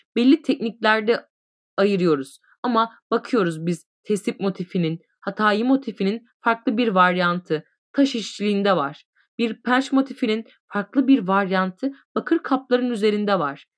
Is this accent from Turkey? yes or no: yes; Niğde, Turkey; also born or lived in Kayseri; now in Isparta, Turkey; 1975 Niğde doğumluyum